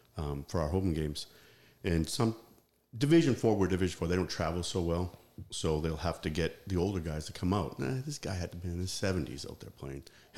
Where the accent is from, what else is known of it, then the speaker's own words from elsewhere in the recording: New Hampshire, United States; moved away as an adult; also born or lived in England; I grew up in New Hampshire.